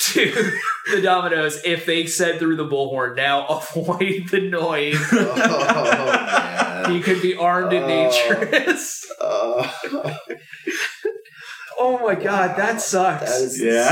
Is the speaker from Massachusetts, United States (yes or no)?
yes; Boston, Massachusetts, United States; moved away; I'm originally from Boston